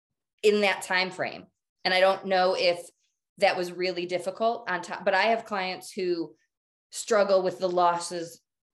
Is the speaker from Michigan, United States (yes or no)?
yes; Michigan, United States; moved away as an adult; now in Colorado, United States; I'm from Michigan. So I'm from the Midwest. I moved to Colorado to marry Jim, but I made the choice to stay here